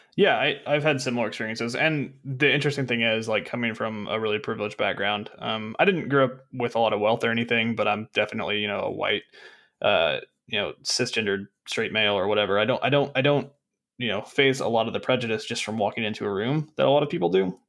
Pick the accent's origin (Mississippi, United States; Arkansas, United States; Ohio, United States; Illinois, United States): Arkansas, United States; I'm from Arkansas. I'm a college dropout